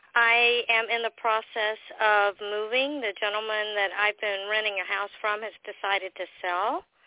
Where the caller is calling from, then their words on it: Pawleys Island, South Carolina, United States; I'm calling from Pawleys Island, South Carolina.